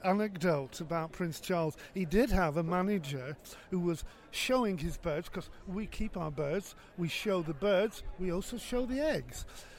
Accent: Preston, North West England, United Kingdom; I'm from Preston in Lancashire.

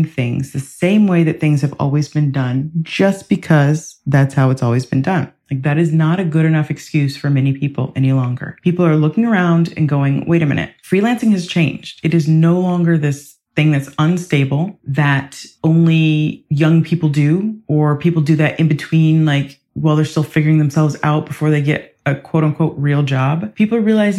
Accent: Ohio, United States; also born or lived in Ireland; now in England; I grew up in Ohio in the US

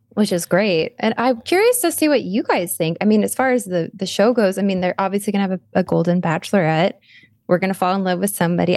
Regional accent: Arizona, United States; We're both from Arizona

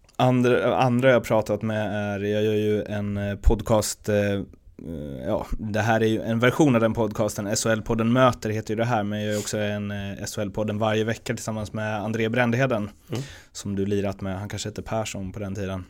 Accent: Örby, Sweden; jag är uppväxt i Örby, med Örby IS som moderklubb

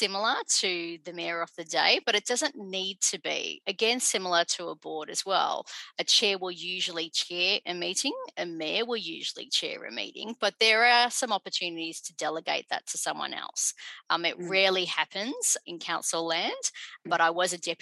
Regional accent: Dandenong, Victoria, Australia; first language English; I'm about 20 minutes away from where I grew up in Dandenong

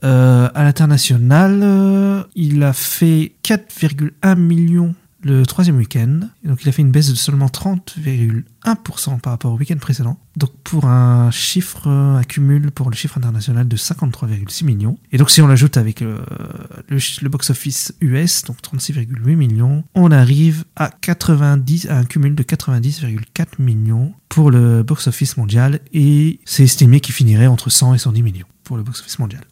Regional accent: France; on voit en tant que Français

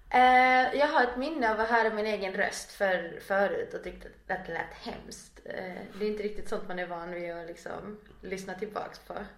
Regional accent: Kramfors, Västernorrland County, Sweden; born or raised there; also born or lived in Valparaíso, Chile

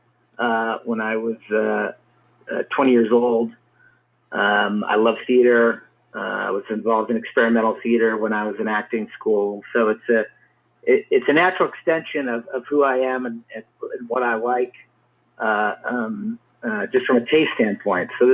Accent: Cleveland, Ohio, United States; I grew up in Cleveland, Ohio

